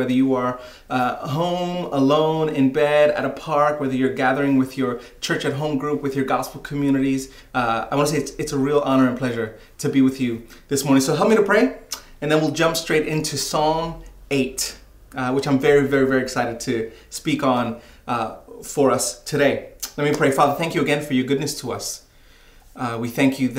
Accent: New York City, New York, United States; I remember growing up in New York City and having fond memories of visiting the American Museum of Natural History

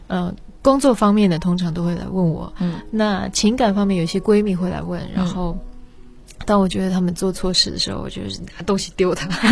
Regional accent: Netherlands; moved away; 我是在荷兰出生长大

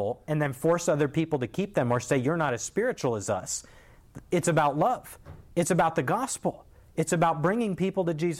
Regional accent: United States; As an American

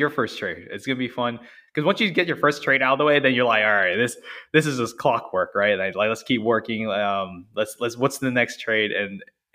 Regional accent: Orlando, Florida, United States; I'm from Orlando. So, I went to school and worked in Orlando

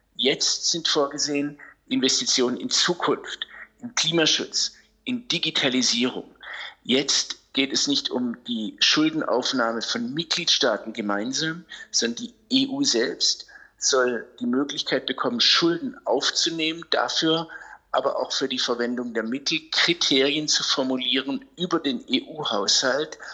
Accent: Germany; wir Deutsche

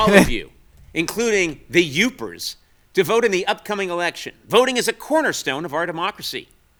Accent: Brookline, Massachusetts, United States; I was born in Brookline, Massachusetts, but in my heart, I've always been a Michigander.

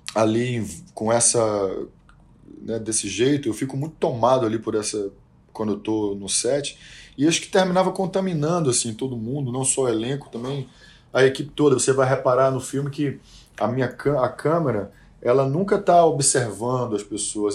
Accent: Salvador, Bahia, Brazil; quando a gente chegou em Salvador, minha terra, terra de Marighella

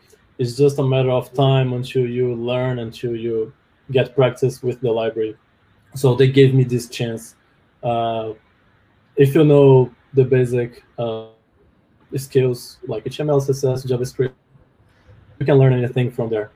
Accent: Brazil; English is a second language; moved away as an adult; also born or lived in Canada; now in Vancouver, Canada

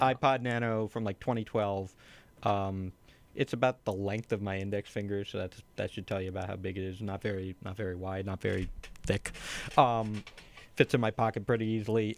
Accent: Chester County, outside Philadelphia, Pennsylvania, United States; Just outside Philadelphia, Chester County area

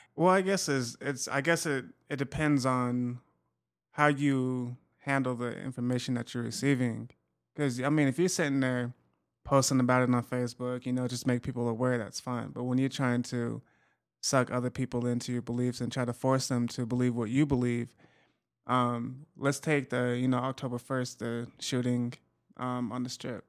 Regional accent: Utah, United States; in Utah, so I try to keep up on my home state

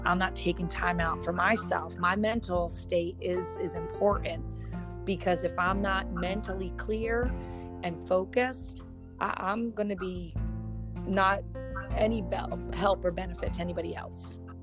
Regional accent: Philadelphia, Pennsylvania, United States; born and raised in Philadelphia

